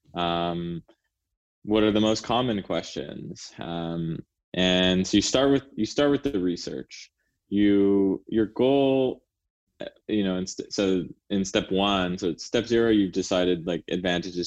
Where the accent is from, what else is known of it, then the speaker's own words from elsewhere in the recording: Canada; now in United States; I'm Canadian